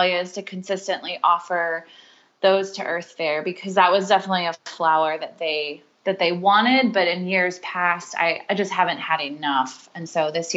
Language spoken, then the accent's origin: English; Charleston, South Carolina, United States; moved away; I grew up in Charleston, South Carolina, and that's where they still live